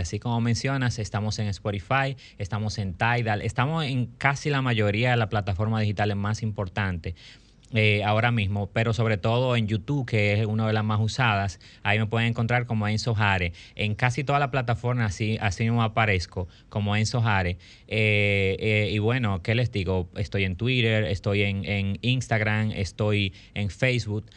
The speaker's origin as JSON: {"language": "Spanish", "country": "Dominican Republic", "said": "como artista dominicano"}